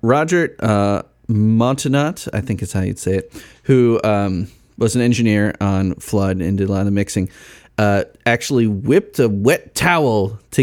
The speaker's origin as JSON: {"language": "English", "area": "Chicago suburbs", "region": "Illinois", "country": "United States", "tie": "born or raised there", "said": "I grew up in the Chicago burbs"}